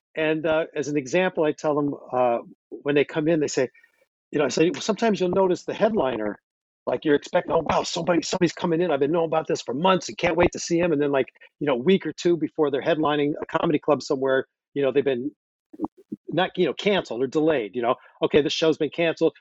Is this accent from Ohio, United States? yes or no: yes; outside of Cleveland, the Midwest, Ohio, United States; moved away as an adult; also born or lived in Los Angeles / New York City; I grew up in the Midwest, outside of Cleveland, and I came back here